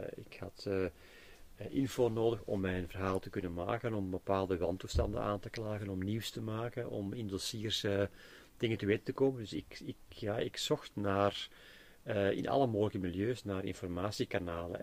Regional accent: Belgium

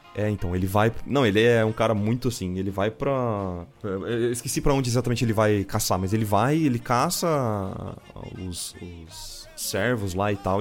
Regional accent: Bauru, São Paulo, Brazil; sou de Bauru

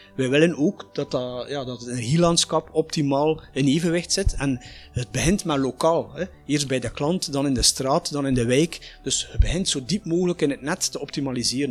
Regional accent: Flanders, Belgium; bij ons in Vlaanderen

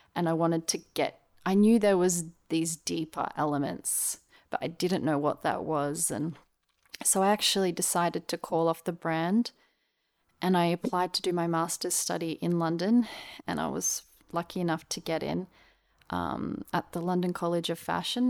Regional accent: Australia; also born or lived in Melbourne / Brisbane; now in Sydney, Australia; I was born in Melbourne and I grew up in Melbourne and Brisbane, Australia.

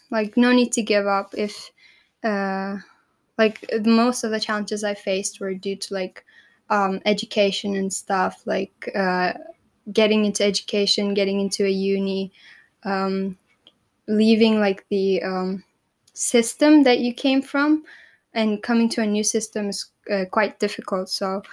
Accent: Turkey; born there; also born or lived in Egypt / United States; Like I was in a third world country, Egypt. I was born in Turkey. I also saw America, so I would like have very different perspectives on the world.

